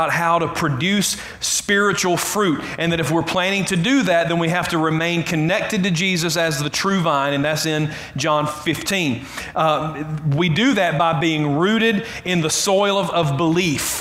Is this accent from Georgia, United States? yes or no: yes; Clem, Georgia, United States; I grew up in Clem. That's in South Carroll County. It's between Carrollton and Whitesburg.